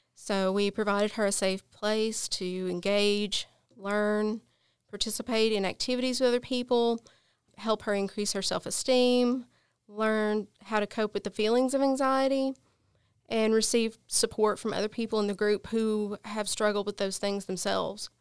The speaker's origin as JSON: {"language": "English", "town": "Appalachia", "region": "Virginia", "country": "United States", "said": "I'm from a very small town"}